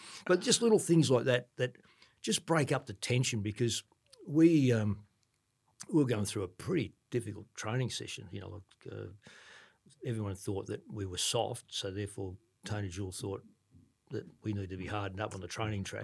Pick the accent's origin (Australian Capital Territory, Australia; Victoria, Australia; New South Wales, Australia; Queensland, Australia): Victoria, Australia; Ballarat; I'm from Ballarat